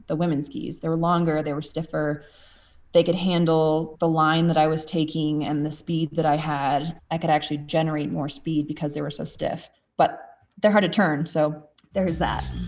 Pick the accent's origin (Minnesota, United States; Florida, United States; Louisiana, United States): Minnesota, United States; moved away; also born or lived in Colorado; I grew up in Minnesota